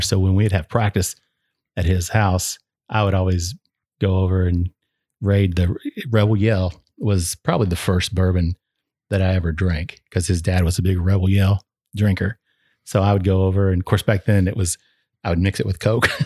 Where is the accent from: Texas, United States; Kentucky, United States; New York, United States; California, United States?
Kentucky, United States; Flatwoods; I was, uh, born and raised in Northeastern uh, in a little town called Flatwoods, which is outside of Ashland. Uh, so it's in northeastern Kentucky